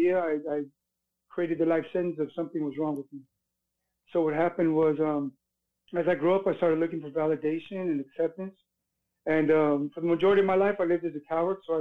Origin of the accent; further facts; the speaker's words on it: Hawthorne, California, United States; I was born in Hawthorne, California